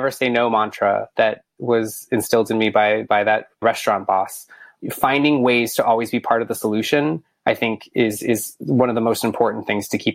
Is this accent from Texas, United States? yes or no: yes; Bellaire, Texas, United States; I grew up in Houston, or a small city inside of Houston called Bel Air.